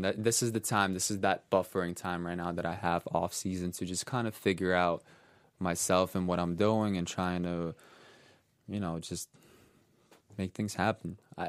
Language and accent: English; New York, United States; and I grew up in New York, let's say